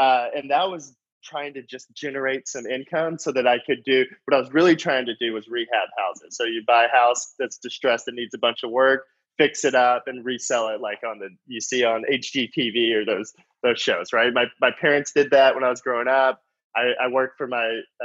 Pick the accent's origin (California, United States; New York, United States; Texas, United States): Texas, United States; North; I grew up in a small town in North Texas